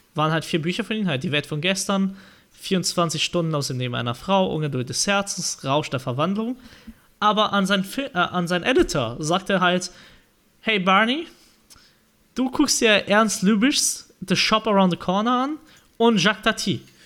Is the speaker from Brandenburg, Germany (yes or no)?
no; Marburg, Hesse, Germany; Und ich komme ja aus dem Marburg.